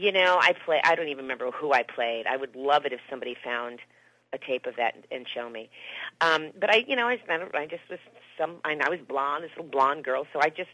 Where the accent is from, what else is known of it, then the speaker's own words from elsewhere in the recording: Miami, Florida, United States; moved away as an adult; now in Los Angeles, United States; I'm from Miami, Florida, so I was in theater, so I did theater and in school and stuff. That's what I did there. And then I came out here to L.A. when I was probably like 22 or 23